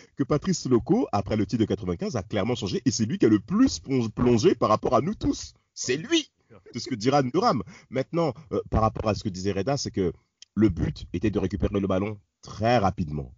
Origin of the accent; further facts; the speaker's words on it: Rennes, Brittany, France; j'étais rennais, que je suis un breton. En effet, j'ai fait mon lycée à Rennes, en Bretagne